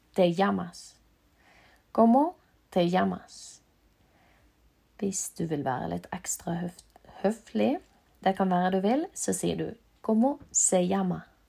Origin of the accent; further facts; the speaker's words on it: Norway; also born or lived in Bergen; jeg er fra Norge